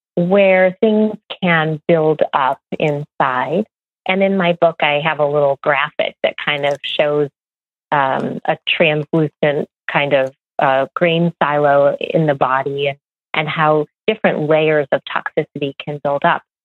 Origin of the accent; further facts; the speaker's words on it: Midwest, United States; I grew up in the Midwest